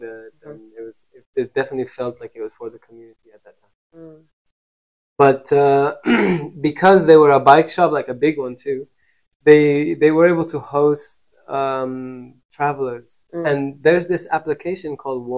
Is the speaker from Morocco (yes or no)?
yes; Morocco; moved away as an adult; now in Kenya; when I left Morocco